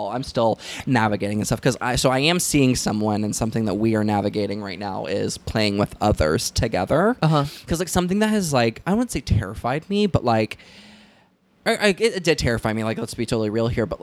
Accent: Southern United States, United States; I think that has a lot to do with growing up in the South, where it's like super huge heterosexual, you know, culture where everyone gets married at 19

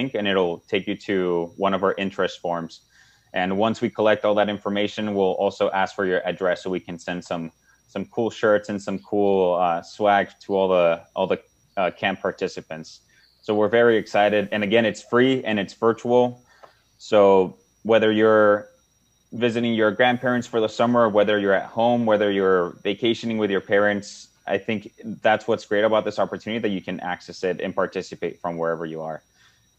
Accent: Nogales, Arizona, United States; I'm from Nogales

